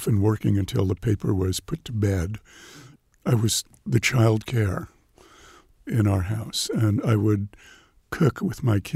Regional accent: New York, United States; growing up in New York

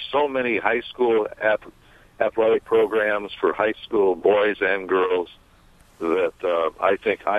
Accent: South Bend, Indiana, United States; born or raised there; moved away as an adult; now in Carmel, United States

